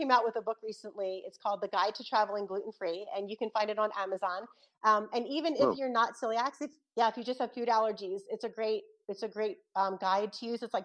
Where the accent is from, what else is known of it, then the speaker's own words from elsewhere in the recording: Philadelphia, Pennsylvania, United States; I'm from South Philly originally